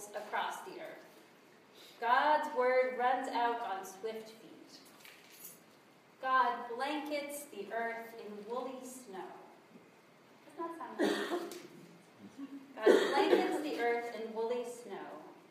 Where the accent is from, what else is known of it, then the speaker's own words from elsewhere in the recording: South Dakota, United States; I grew up in South Dakota, so I know what a long winter is like